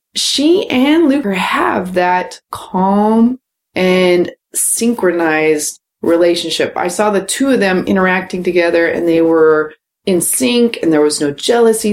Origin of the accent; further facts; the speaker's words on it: United States; that's just being American